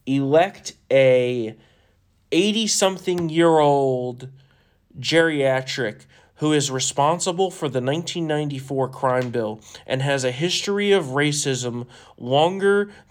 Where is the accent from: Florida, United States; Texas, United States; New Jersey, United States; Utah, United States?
New Jersey, United States; We're from New Jersey. We curse a f***ing lot.